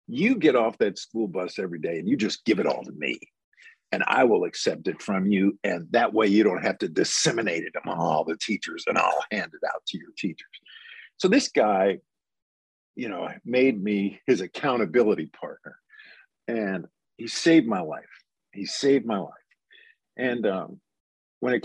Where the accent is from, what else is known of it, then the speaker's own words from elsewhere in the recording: Teaneck, New Jersey, United States; moved away as an adult; also born or lived in Englewood, New Jersey; now in Memphis, United States; the next town is Teaneck, and I grew up in Teaneck.